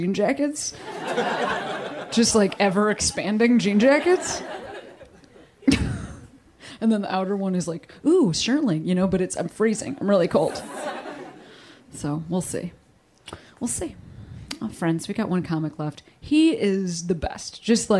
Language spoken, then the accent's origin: English; Chicago, Illinois, United States; moved away as an adult; now in Los Angeles, United States; I just was home in Chicago